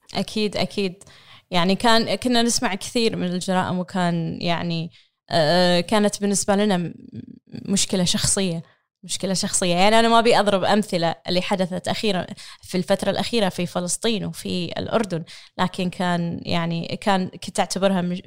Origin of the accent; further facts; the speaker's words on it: Kuwait; امرأة كويتية أحمل الجنسية الكويتية